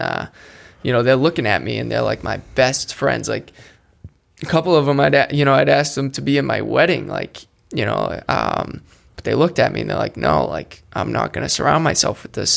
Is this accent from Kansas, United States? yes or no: no; Attleboro, Massachusetts, United States; I grew up in Attleboro, Massachusetts.